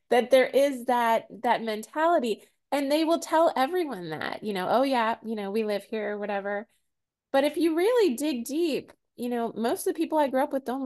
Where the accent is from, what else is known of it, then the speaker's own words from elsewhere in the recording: San Diego, California, United States; now in New Orleans, United States; I came from Southern California, and I hear from people like, "Oh, you're from San Diego."